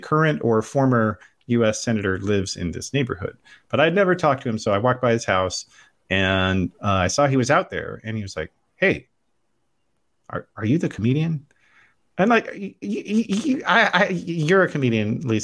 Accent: Utah, United States; when I was a kid growing up in Utah

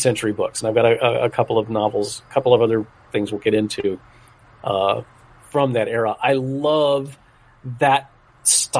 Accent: South Florida, United States; the town where I grew up in South Florida

